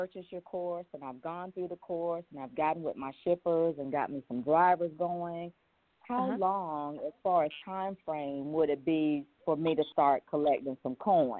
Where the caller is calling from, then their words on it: Lakeland, Florida, United States; from Lakeland, Florida.